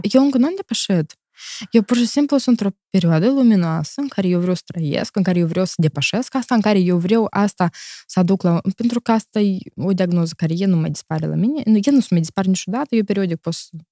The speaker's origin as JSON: {"language": "Romanian", "country": "Moldova", "tie": "born or raised there", "moved": "as an adult", "lives_now": "Italy", "said": "eu sunt moldovanc din Moldova"}